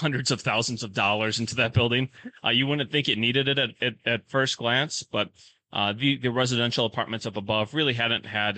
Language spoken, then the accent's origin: English; Sauk Prairie, Wisconsin, United States; also born or lived in St. Paul, Minnesota; now in Menomonie, United States; where I grew up in Sauk Prairie